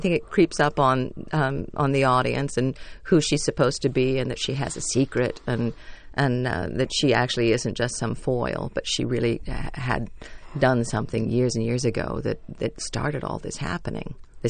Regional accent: Fort Worth, Texas, United States; I grew up in Fort Worth, and the Texas gentlemen really do want to be gentlemanly.

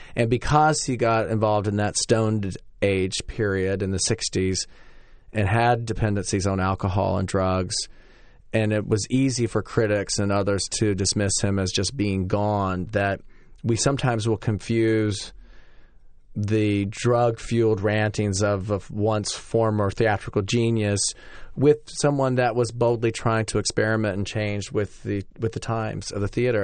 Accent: Winston-Salem, North Carolina, United States; moved away as an adult; also born or lived in Cambridge, Massachusetts; my hometown of Winston-Salem, North Carolina

